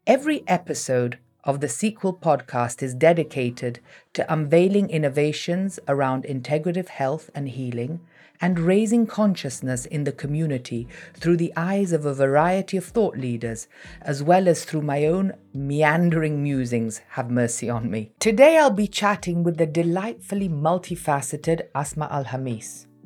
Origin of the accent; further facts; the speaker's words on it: Italy; I'm from Italy